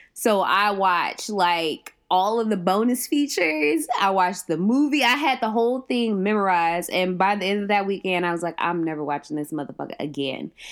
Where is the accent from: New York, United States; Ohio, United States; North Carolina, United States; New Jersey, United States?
Ohio, United States; moved away as an adult; also born or lived in Southwest Georgia; I'm from Ohio